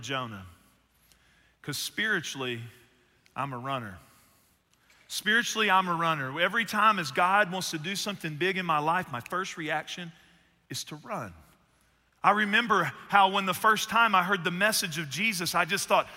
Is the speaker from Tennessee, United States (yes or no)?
no; Northeast Texas, United States; I was born in Northeast Texas and I played athletics